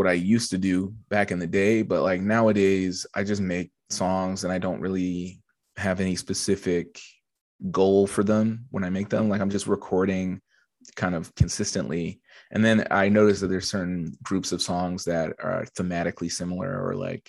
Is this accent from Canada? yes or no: yes; Edmonton, Alberta, Canada; also born or lived in Montreal; now in Toronto, Canada; Yeah, so I moved from Edmonton in 2009. And I lived in Montreal for 6 years. I moved from Edmonton to Montreal specifically because, you know